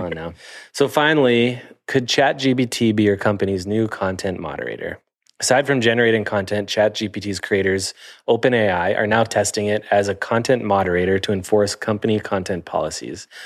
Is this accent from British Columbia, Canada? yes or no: no; Sarnia, Ontario, Canada; moved away; I'm from Sarnia, Ontario